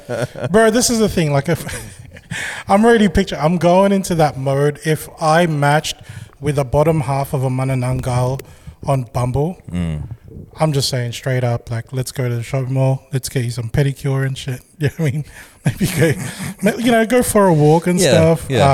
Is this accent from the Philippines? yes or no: yes; Philippines; I'm thinking like, I want people to know I'm Filipino.